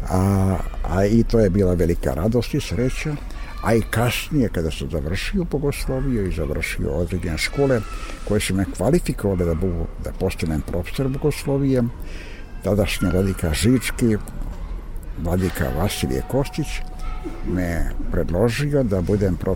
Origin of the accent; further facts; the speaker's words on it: Šumadija, Serbia; now in Prizren, Kosovo; Iako sam rođen u Šumadičkom jednom velikom i lepom selu, a to su Mačkijevci, ipak mi je Prizren na neki način, to mi je drugi zavičaj